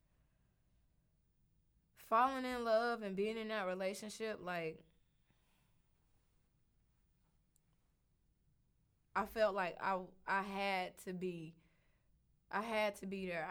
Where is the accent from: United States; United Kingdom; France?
United States; the South; also born or lived in North Carolina; I'm from the South